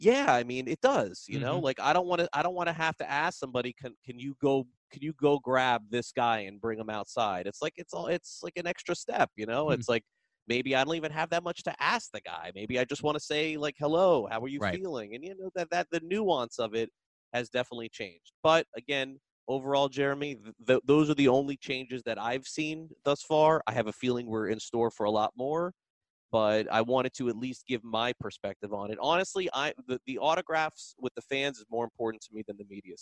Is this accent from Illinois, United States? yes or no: no; South Florida, United States; growing up in South Florida, going to Pompano Park.